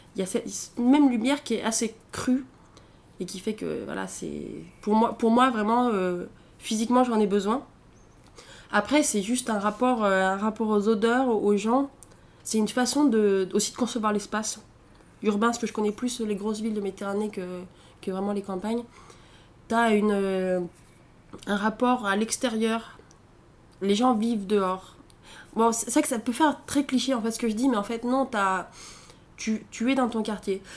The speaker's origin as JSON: {"language": "French", "area": "Allier", "region": "Auvergne-Rhône-Alpes", "country": "France", "tie": "born or raised there", "also_born_or_lived": "Alexandria, Egypt / Tunis, Tunisia", "moved": "as an adult", "said": "je serais bourbonnaise, parce que je viens de l'Allier et que, bon, euh, c'est j'ai quand même un rapport. Hein, voilà, j'ai passé quasiment 20 ans de ma vie là-bas"}